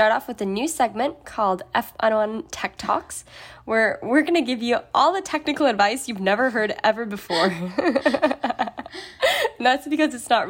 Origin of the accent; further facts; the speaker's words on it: California, United States; accent: Californian; And I'll stay Californian.